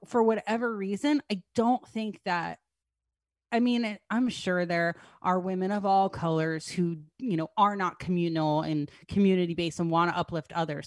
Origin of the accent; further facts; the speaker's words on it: New Jersey, United States; I'm from New Jersey